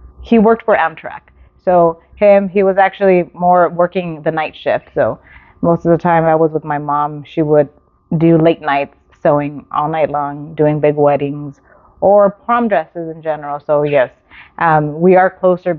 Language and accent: English; Whittier, California, United States; I actually grew up in the city of Whittier.